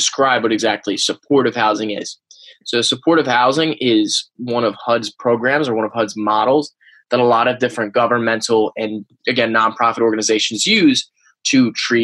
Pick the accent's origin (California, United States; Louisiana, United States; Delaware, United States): Delaware, United States; Wilmington; I grew up right outside of Wilmington, Delaware